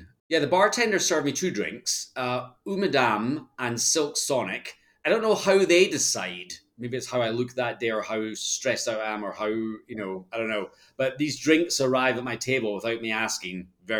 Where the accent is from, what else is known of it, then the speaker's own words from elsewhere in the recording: Scotland, United Kingdom; accent: Scottish; I think I charmed him with my Scottish accent and I got a bit of a discount and picked up my first piece.